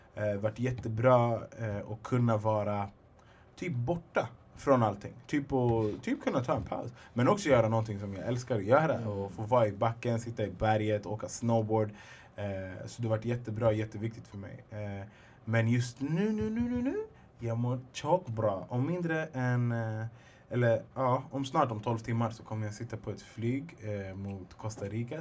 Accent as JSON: {"language": "Swedish", "area": "Alby", "region": "Stockholm County", "country": "Sweden", "said": "jag är egentligen från södra Stockholm, från Alby"}